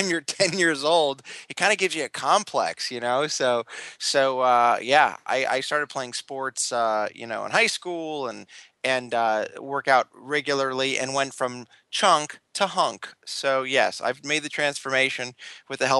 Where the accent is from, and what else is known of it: Los Angeles, California, United States; born or raised there